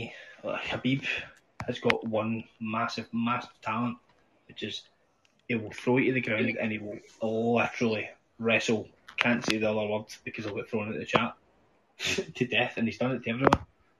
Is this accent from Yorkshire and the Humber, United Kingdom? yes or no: no; Scotland, United Kingdom; It's like, see when I grew up in Scotland, right?